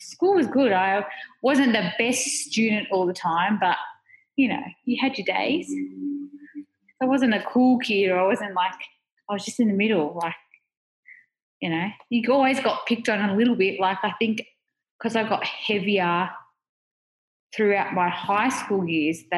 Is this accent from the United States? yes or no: no; Melbourne, Victoria, Australia; I grew up in Melbourne. Mm-hmm. We started off in Melton, like that's in the western suburbs of Victoria. Yep. And my family moved to Coburg, and I've lived in the city ever since